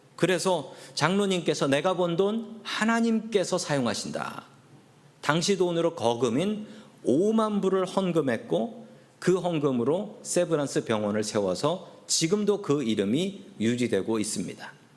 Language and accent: Korean; South Korea; also born or lived in San Francisco area, United States; now in United States; 제가 한국 사람인 것을 알면